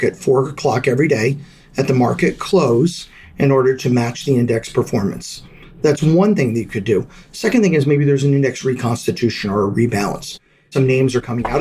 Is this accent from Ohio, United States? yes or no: no; Delaware, United States; I grew up in Delaware